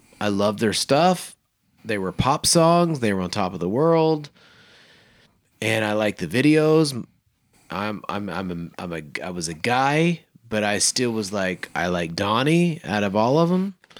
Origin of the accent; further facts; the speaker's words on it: Oklahoma, United States; I was a young man growing up in Oklahoma. We were singers.